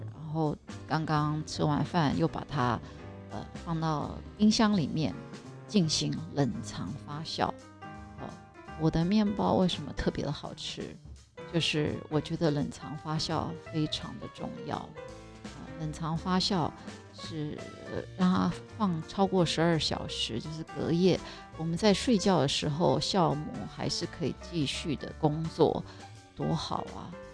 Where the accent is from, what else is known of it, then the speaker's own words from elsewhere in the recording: Taiwan; moved away as an adult; also born or lived in New York, United States; 我是台湾人